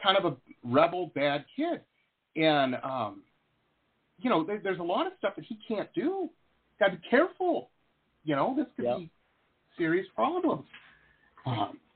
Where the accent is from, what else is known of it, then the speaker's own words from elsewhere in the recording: Detroit, Michigan, United States; I grew up in Detroit, Metro Detroit area